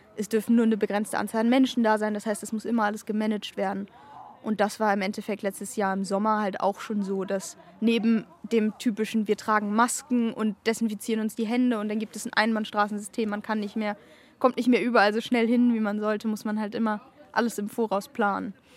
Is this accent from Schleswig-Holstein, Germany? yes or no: yes; Kiel, Schleswig-Holstein, Germany; ich bin mehr oder weniger in Schilksee beziehungsweise Strande aufgewachsen